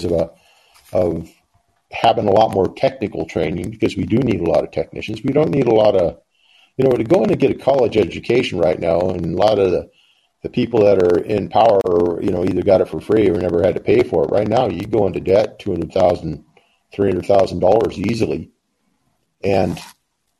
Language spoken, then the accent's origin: English; Pacific Northwest, United States; moved away; I was from the Pacific Northwest